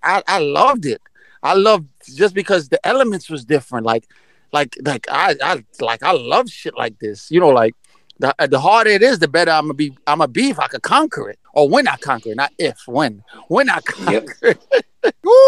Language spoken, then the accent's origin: English; New York City, New York, United States; now in Florida, United States; I grew up in Brooklyn, New York